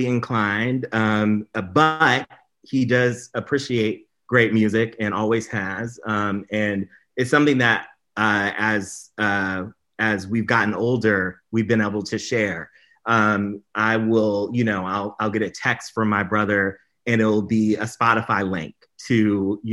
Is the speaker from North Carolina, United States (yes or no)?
yes; Durham, North Carolina, United States; So I grew up in North Carolina, Durham, North Carolina